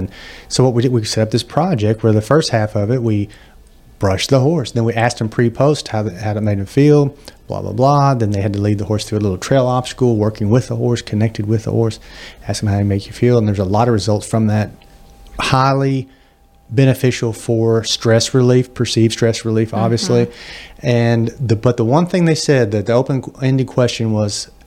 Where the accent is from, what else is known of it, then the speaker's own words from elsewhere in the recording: United States; also born or lived in Oklahoma; now in Auburn, United States; I'm from Texas, Oklahoma